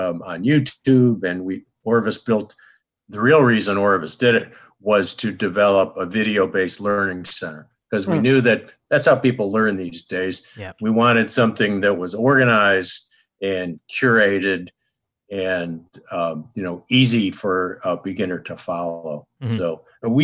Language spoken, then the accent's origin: English; Rochester, New York, United States; I grew up outside of Rochester, New York